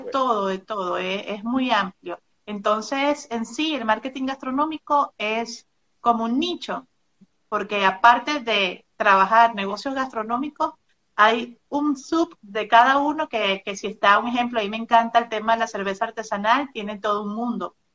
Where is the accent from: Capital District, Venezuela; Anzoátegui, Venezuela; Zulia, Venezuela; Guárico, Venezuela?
Zulia, Venezuela; Maracaibo; moved away as an adult; now in Monterrey, Mexico; soy venezolana, vivía en Maracaibo, frontera con Colombia.